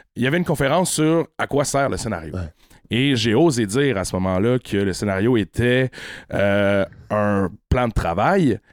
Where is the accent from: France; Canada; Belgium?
Canada; La Malbaie, Quebec; also born or lived in Baie-Saint-Paul; Je suis natif de la Malbaie.